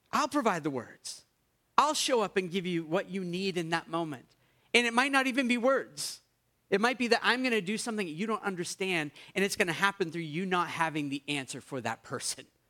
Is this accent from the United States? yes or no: yes; United States; now in Canada; you made fun of me for being American